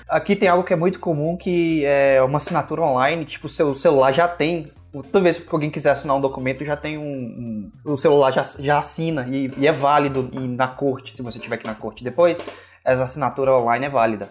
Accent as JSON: {"language": "Portuguese", "country": "Brazil", "tie": "born or raised there", "also_born_or_lived": "Florida", "moved": "as an adult", "lives_now": "United States", "said": "Eu fui criado no, no, no Brasil. Aí eu vim pra cá em 2016 pra morar"}